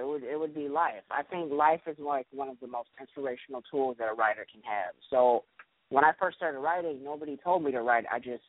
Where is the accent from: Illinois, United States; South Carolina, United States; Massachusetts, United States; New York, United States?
Illinois, United States; Chicago; I'm from Chicago